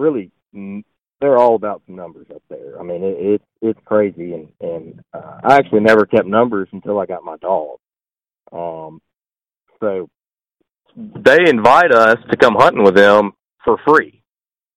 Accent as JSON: {"language": "English", "region": "Mississippi", "country": "United States", "said": "I'm from Mississippi"}